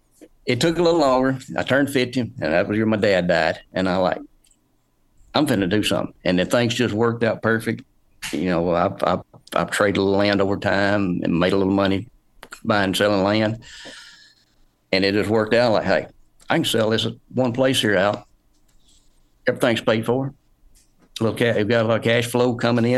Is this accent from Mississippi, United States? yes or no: yes; Bruce, Mississippi, United States; I'm from north central Mississippi, Bruce, Mississippi